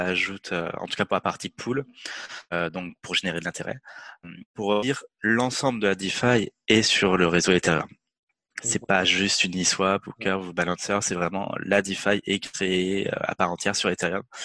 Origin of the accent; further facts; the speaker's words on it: France; en tant que Français